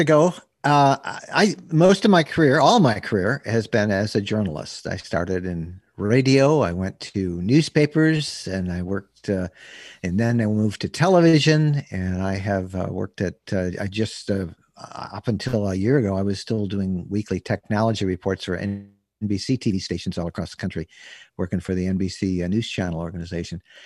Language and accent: English; Bay City, Michigan, United States; When I was twelve years old, growing up in Bay City, Michigan